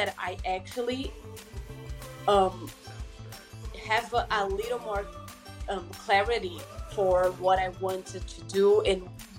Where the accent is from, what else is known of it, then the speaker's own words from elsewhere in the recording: Brazil; moved away as an adult; also born or lived in Michigan, United States; now in United States; I'm from Brazil